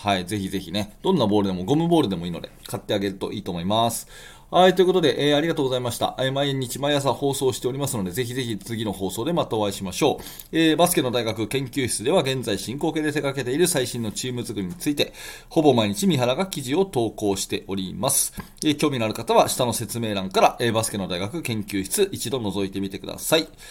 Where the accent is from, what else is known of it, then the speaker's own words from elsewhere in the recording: Tokyo, Japan; 私の地元東京